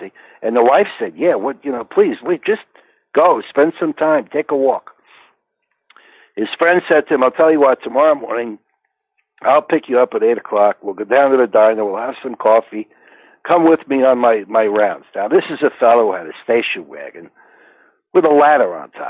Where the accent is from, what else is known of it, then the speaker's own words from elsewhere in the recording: Englewood, New Jersey, United States; I grew up in Englewood, New Jersey.